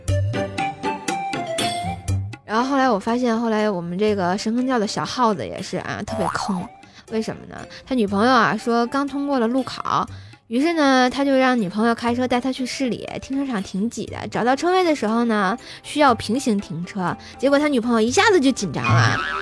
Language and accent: Chinese; Tianjin, China; 我是来自天津的